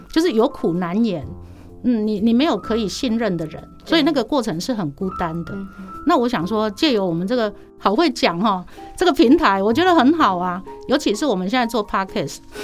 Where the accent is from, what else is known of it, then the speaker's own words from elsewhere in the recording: Changhua, Changhua County, Taiwan; 其实我是彰化市哦